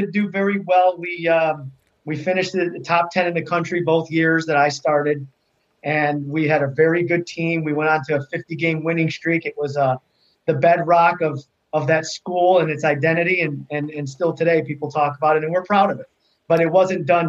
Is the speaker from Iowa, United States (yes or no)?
no; South Suburbs of Chicago, Illinois, United States; also born or lived in Pilsen, Chicago; we moved out to the suburbs where I met you guys